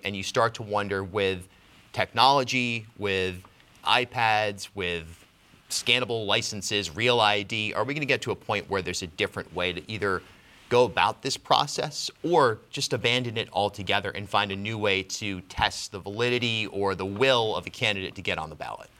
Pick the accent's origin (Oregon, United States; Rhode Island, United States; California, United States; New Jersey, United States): Rhode Island, United States; South County; a kid growing up in South County